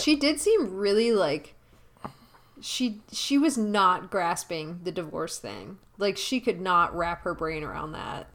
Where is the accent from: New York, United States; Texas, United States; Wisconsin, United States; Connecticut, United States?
Wisconsin, United States; Milwaukee; our hometown, Milwaukee